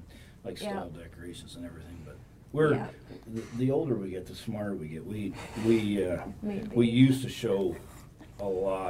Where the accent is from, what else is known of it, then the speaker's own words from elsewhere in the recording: Indiana, United States; now in Ocala, United States; I'm originally from Indiana.